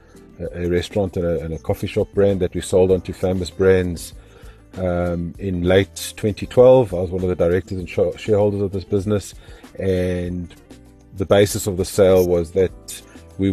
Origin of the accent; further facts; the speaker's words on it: Zimbabwe; now in South Africa; I was born in Zimbabwe and my parents had a sit-down restaurant.